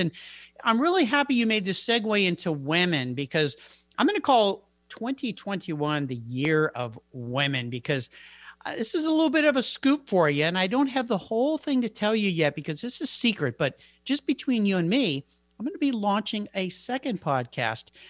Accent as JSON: {"language": "English", "town": "San Diego", "region": "California", "country": "United States", "tie": "born or raised there", "said": "my hometown, I grew up in San Diego"}